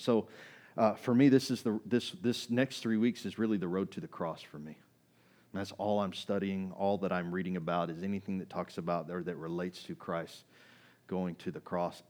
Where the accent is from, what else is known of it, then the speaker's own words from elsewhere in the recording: Kaufman, Texas, United States; I grew up in Kaufman, Texas